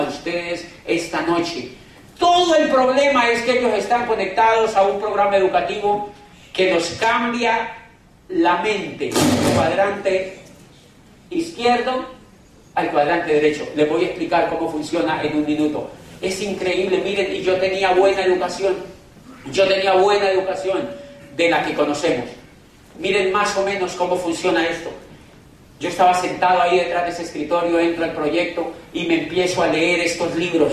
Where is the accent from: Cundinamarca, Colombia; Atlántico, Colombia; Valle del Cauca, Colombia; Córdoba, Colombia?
Valle del Cauca, Colombia; Cali; yo vengo de Cali, Colombia, a 10 horas de allá en avión